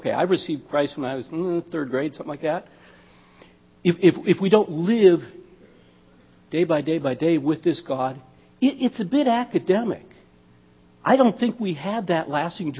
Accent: Minnesota, United States; I'm from Minnesota

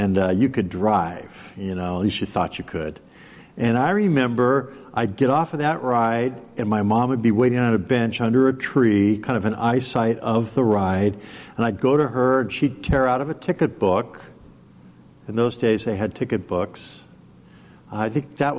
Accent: Southern California, United States; growing up in Southern California

